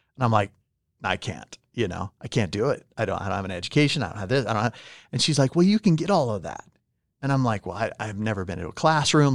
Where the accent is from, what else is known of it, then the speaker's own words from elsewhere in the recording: California, United States; English is a second language; now in Utah, United States; I'm from California